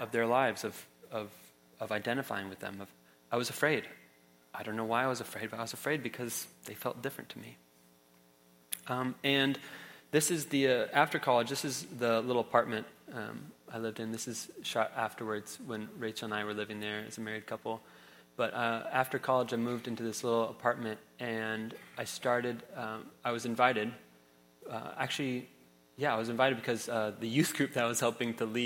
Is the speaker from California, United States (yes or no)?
yes; San Francisco Bay Area, California, United States; growing up in the San Francisco Bay Area